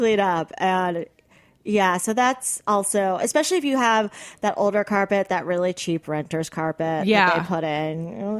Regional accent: South Florida, United States; I grew up in South Florida, the land of wall-to-wall carpet, it seemed.

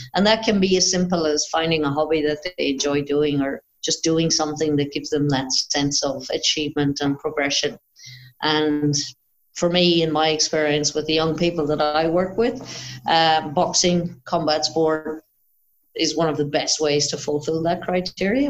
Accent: Ireland; moved away as an adult; now in Australia; when I moved to Australia, actually, because obviously I'm Irish, but when I moved to Australia

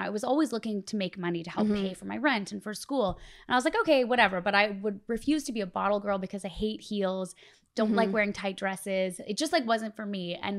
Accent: Canada; I grew up in Canada, so you grow up loving Much Music.

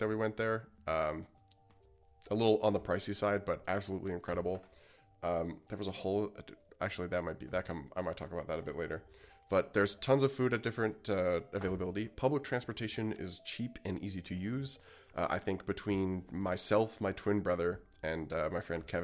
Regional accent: Alberta, Canada; I am from Alberta

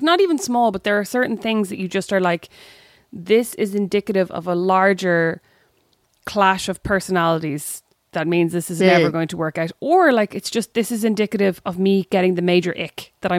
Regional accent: Kildare, Leinster, Ireland; I grew up in Kildare, so I wasn't Academy adjacent.

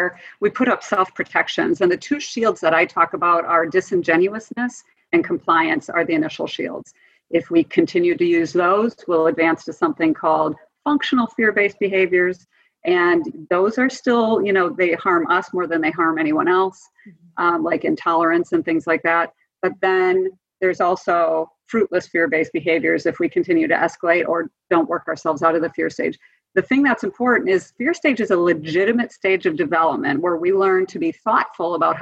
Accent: Wisconsin, United States; I grew up in Wisconsin

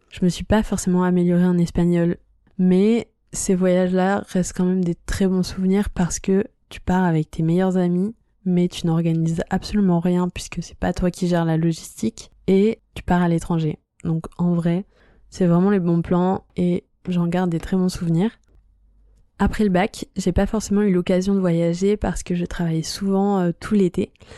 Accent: La Rochelle, Nouvelle-Aquitaine, France; moved away; je rentre dans ma ville natale à La Rochelle

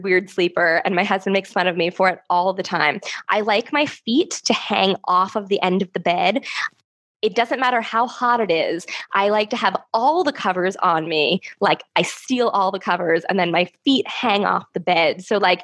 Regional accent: United States; I'm American

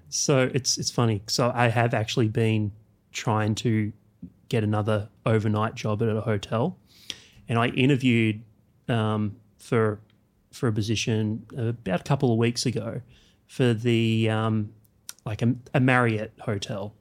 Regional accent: Canberra, Australian Capital Territory, Australia; I grew up in Canberra

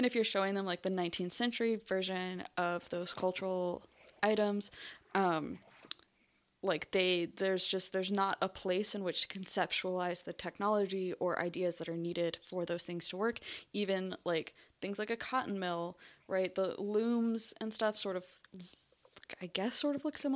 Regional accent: North Carolina, United States; first language English; I speak the version of English that I learned growing up in North Carolina

